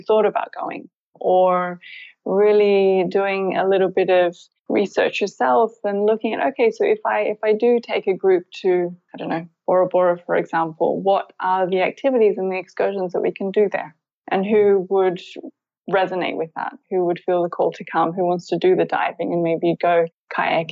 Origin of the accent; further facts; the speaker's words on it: Byron Bay, New South Wales, Australia; moved away as an adult; also born or lived in United Kingdom; I'm born and raised in Byron Bay, Australia